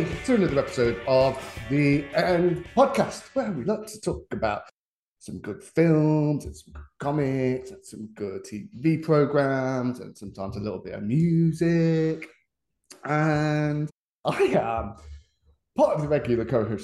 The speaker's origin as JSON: {"language": "English", "region": "England", "country": "United Kingdom", "said": "we're the Englishman"}